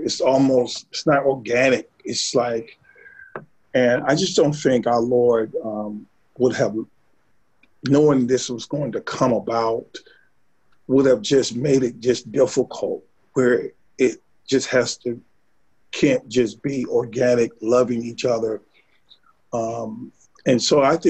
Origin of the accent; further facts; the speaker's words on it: Sardis, United States; I'm from Sardis